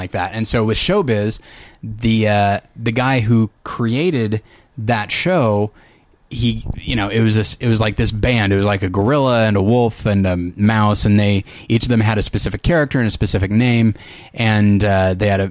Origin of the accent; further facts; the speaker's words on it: California, United States; I grew up in California